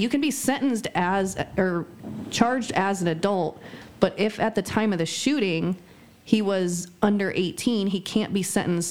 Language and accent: English; Nebraska, United States; born or raised there